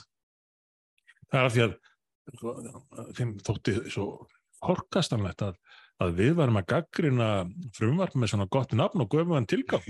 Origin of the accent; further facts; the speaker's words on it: Reykjavík, Capital Region, Iceland; í Breðolti mínu gamla hverfi